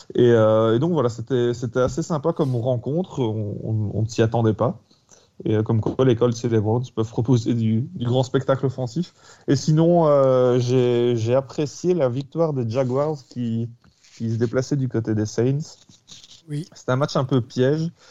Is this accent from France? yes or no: no; Belgium; en tant que Belge